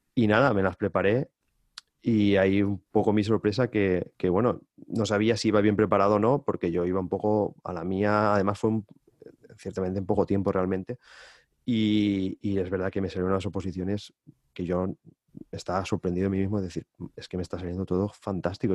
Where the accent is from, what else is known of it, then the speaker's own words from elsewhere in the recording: Valencian Community, Spain; also born or lived in Amsterdam, Netherlands; estar en mi casa de toda la vida, en mi pueblo, estoy a, a, 40 minutos apenas en coche